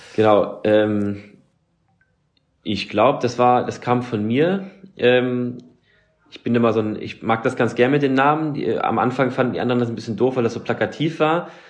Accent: Germany; wir als Deutsche

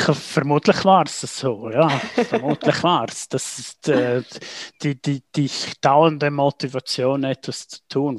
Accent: St. Moritz, Graubünden, Switzerland; aufgewachsen in St. Moritz

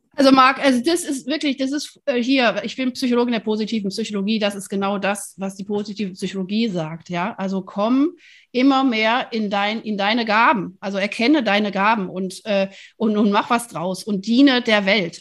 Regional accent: Rhineland, Germany; ich bin Rheinländerin

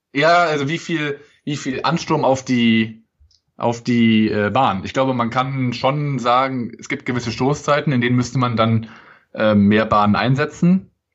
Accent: Cologne, North Rhine-Westphalia, Germany; als Kölner

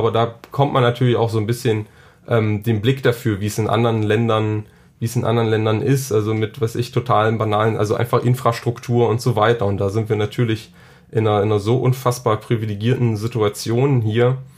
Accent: Saxony-Anhalt, Germany; ich komme, wie gesagt, aus Sachsen-Anhalt. Ähm, vom Land

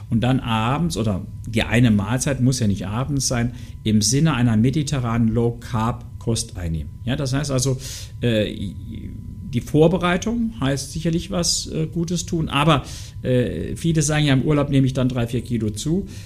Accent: Saarland, Germany; Also, ich komme ja aus dem Saarland, Grillen und sowas.

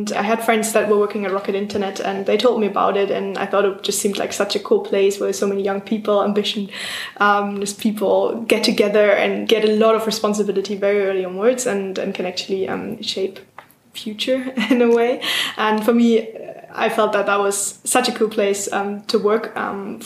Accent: Hamburg, Germany; English is a second language; moved away as an adult; also born or lived in United Kingdom; I come from Hamburg.

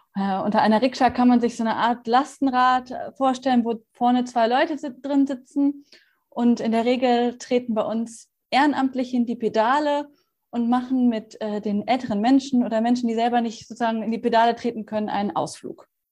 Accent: Bonn, North Rhine-Westphalia, Germany; in meiner Heimatstadt äh, in Bonn

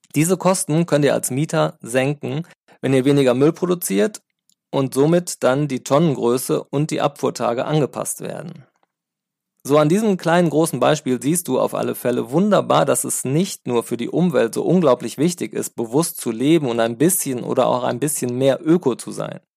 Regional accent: Sauerland, North Rhine-Westphalia, Germany; now in Cologne, Germany; ich stamme ja aus dem Sauerland

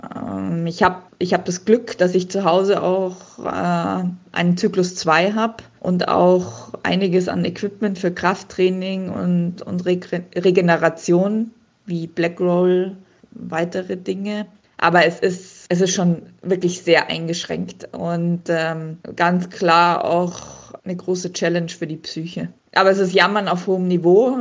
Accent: Munich, Bavaria, Germany; moved away as an adult; now in Mondsee, Austria; ich bin ja in München geboren und aufgewachsen

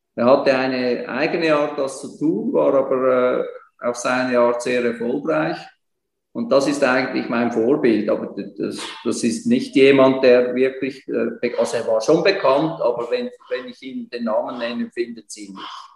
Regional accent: Switzerland; bei uns in der Schweiz

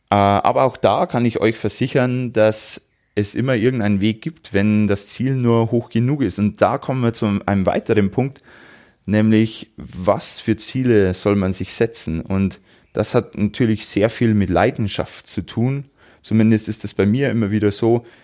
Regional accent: Wolnzach, Bavaria, Germany; bei mir in meinem Heimatort in Wolnzach ist im Juli wieder ein Lauf, ein 10 Kilometer Lauf

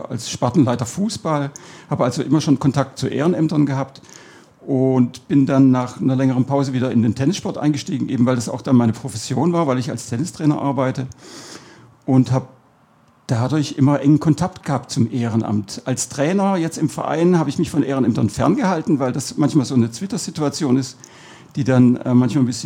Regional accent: Cologne, North Rhine-Westphalia, Germany; born there; also born or lived in Southern Germany; now in Detting, Germany; Ich bin zwar in Köln geboren, und bin dann quer durch Süddeutschland eigentlich umgezogen immer wieder und bin dann in Detting hängen geblieben

